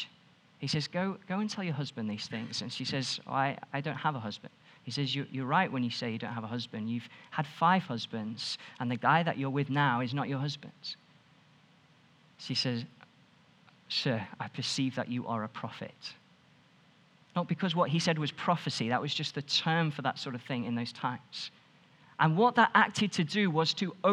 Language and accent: English; Stoke-on-Trent, West Midlands, United Kingdom; now in Nottingham, United Kingdom; I'm from Stoke